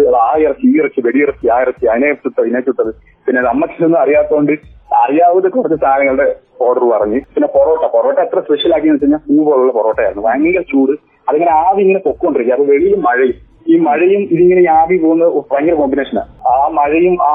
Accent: Pathanamthitta, Kerala, India; normally ഇപ്പൊ ഞാൻ പത്തനംതിട്ടക്കാരനായതുകൊണ്ട് തന്നെ എനിക്ക് അധികം ഇത്തിരി ഷാപ്പുകൾ ഉണ്ട് എന്റെ അടുത്ത് തന്നെ

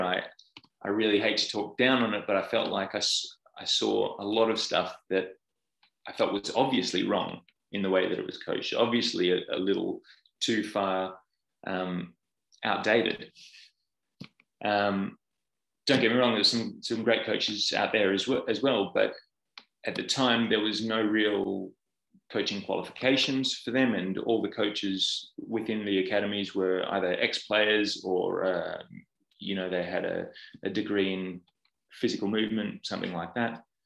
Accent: Perth, Western Australia, Australia; moved away as an adult; now in United Kingdom; I'm Australian. I'm from Perth on the west coast

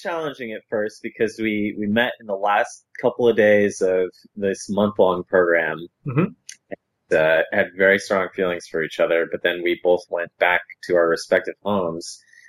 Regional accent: Costa Rica; moved away; We got married in Costa Rica, which is where I'm from.

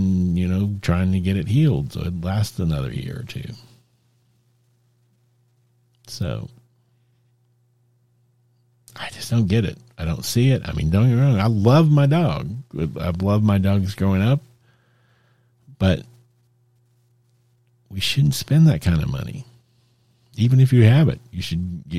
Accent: Texas, United States; I grew up in Texas

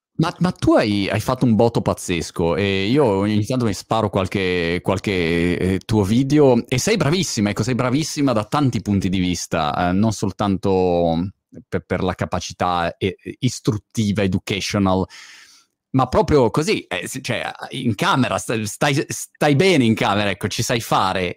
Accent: Milan, Lombardy, Italy; milanese come me

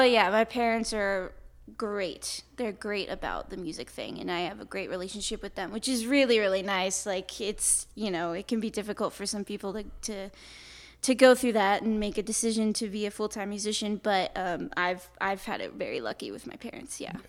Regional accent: Napa, California, United States; born and raised in Napa, and I've basically lived there my whole life.

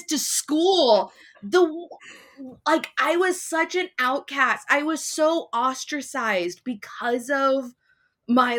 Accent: Santa Monica, California, United States; Growing up in Santa Monica, knowing beach culture

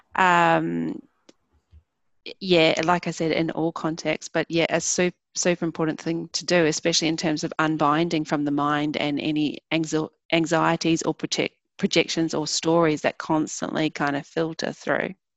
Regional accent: New Zealand; I grew up in New Zealand

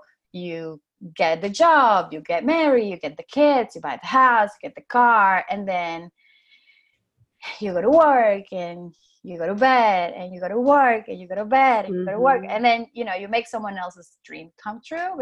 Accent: Dominican Republic; English is a second language; moved away as an adult; now in New York, United States; I come from the Dominican Republic

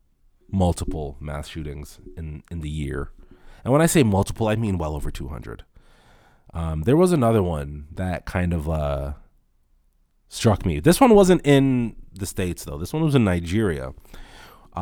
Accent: Toronto, Ontario, Canada; I come from Rexdale, a place that's warm only if you're from there, only if you live there

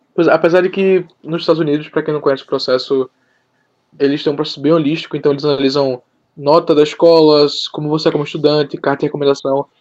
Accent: Recife, Pernambuco, Brazil; eu sou de Recife, Pernambuco, tenho 19 anos

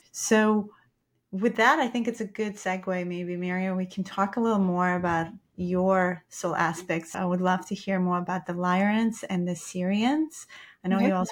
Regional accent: Russia; I'm Russian

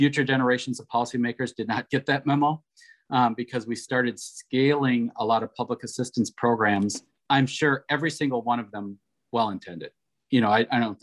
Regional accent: Wisconsin, United States; I was able to work for my home state in Wisconsin on welfare reform.

